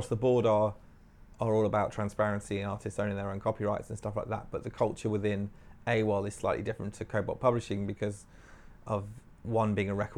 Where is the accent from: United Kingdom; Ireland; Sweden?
United Kingdom; Nottingham, East Midlands; moved away as an adult; also born or lived in Swansea; now in London, United Kingdom; I was a kid growing up in Nottingham